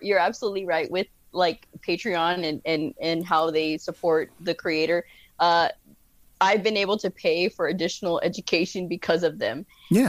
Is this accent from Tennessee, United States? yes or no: no; Texas, United States; I'm a Texan